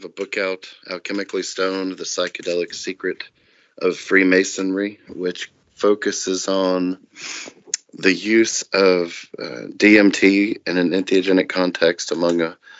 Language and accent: English; Memphis, Tennessee, United States; now in Mississippi, United States; And I live in the United States, in the South, currently in Mississippi. I'm from Memphis, Tennessee.